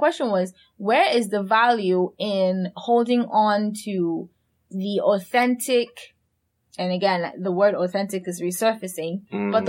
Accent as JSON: {"language": "English", "country": "Cameroon", "moved": "yes", "said": "I'm trying to go back to how I used to talk before I left Cameroon."}